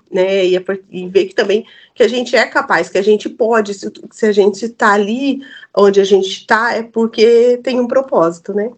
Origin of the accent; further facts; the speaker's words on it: South Region, Brazil; eu, como boa sulista